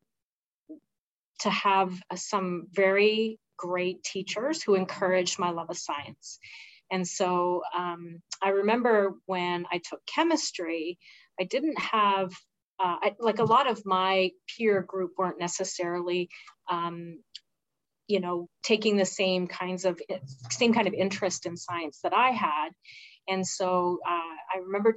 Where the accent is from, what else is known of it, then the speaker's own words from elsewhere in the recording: Blind River, Ontario, Canada; moved away as an adult; also born or lived in Sault Ste. Marie, Canada; now in Sudbury, Canada; I grew up in a very rural community